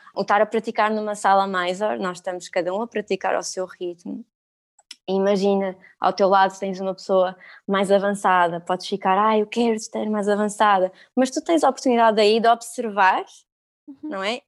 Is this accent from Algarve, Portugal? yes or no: yes; Algarve, Portugal; moved away; eu sou do Algarve